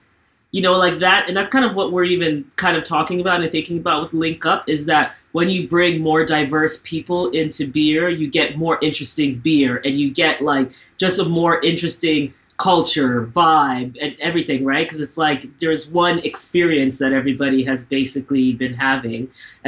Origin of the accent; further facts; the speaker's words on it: Ontario, Canada; I'm in Ontario and I'm from Ontario. We're all Ontarians.